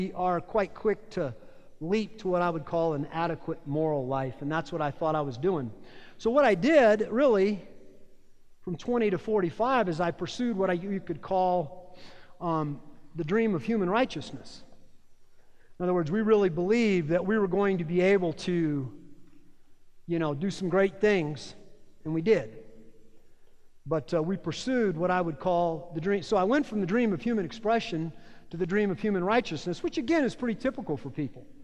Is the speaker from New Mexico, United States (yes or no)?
yes; Las Cruces, New Mexico, United States; I was born in Las Cruces, New Mexico in 1958